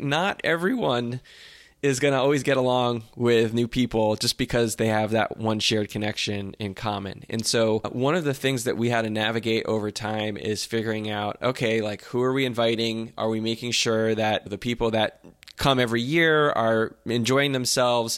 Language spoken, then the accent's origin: English; New Jersey, United States; from where I grew up in Jersey